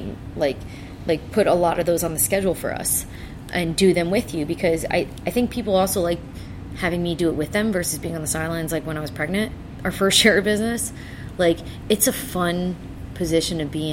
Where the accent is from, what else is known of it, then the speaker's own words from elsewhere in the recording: South Florida, United States; we're from South Florida